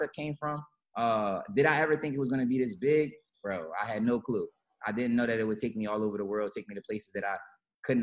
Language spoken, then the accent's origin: English; Philadelphia, Pennsylvania, United States; also born or lived in Los Angeles; I'm from Philly.